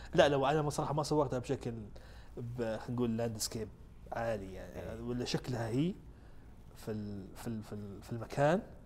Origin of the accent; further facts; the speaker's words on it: Saudi Arabia; احنا عندنا في السعوديه هنا